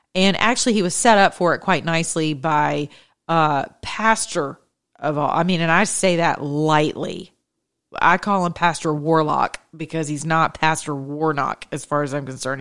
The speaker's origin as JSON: {"language": "English", "region": "Georgia", "country": "United States", "said": "I'm from the Peach State"}